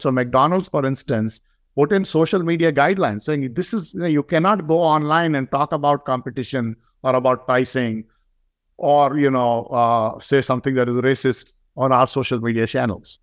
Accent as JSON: {"language": "English", "country": "India", "moved": "yes", "lives_now": "United States", "said": "I'm from India"}